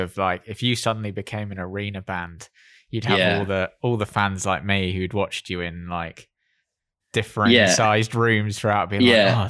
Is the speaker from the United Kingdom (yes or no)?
yes; Bristol, South West England, United Kingdom; moved away; I'm from Bristol originally